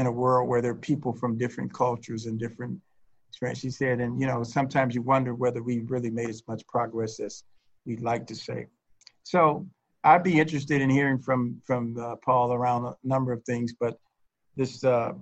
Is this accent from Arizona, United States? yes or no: no; Chicago, Illinois, United States; I'm originally from Chicago